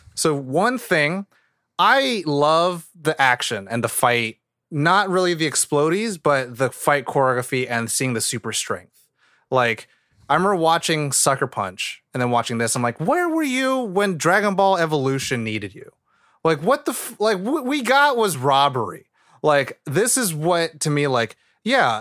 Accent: California, United States; I love where I grew up in California

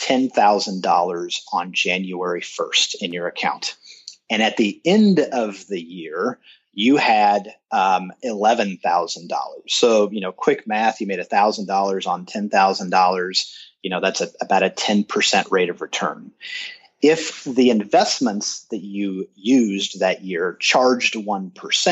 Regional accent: Kansas City, Missouri, United States; born or raised there

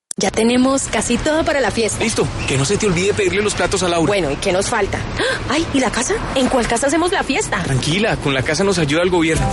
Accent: Colombia; como colombiano

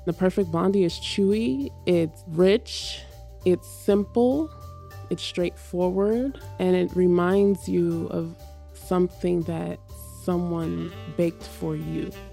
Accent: Hayward, California, United States; now in New York, United States; I grew up in Hayward, California, so it's right next to Oakland

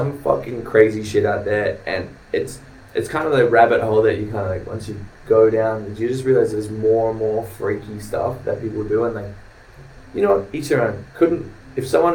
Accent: New Zealand; born or raised there; moved away

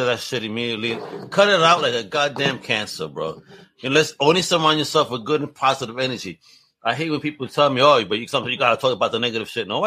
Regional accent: New York, United States; I come from New York where it's a melting pot.

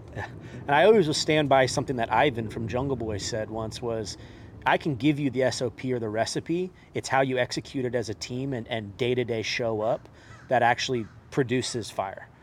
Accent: Bay Area, California, United States; being from the Bay Area, like, in the, growing up in this culture

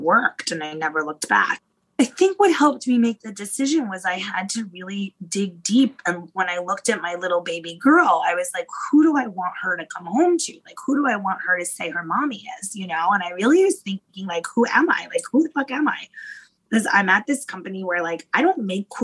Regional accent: Yonkers, New York, United States; growing up in Yonkers

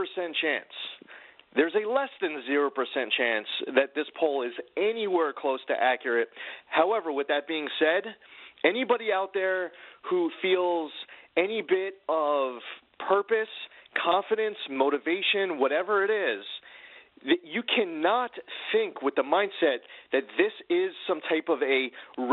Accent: New York, United States; As a New Yorker

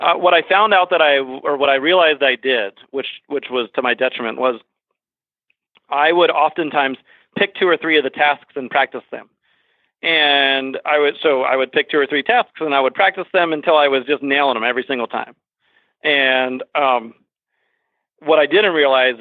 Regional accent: Fairfax, Virginia, United States; moved away as an adult; also born or lived in Washington, D.C.; now in Vermont, United States; I was born and raised in the Washington, D.C. area and in Northern Virginia, Fairfax

